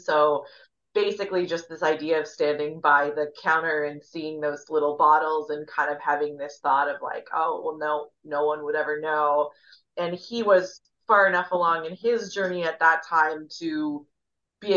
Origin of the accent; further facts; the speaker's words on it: Midwest, United States; I'm from the Midwest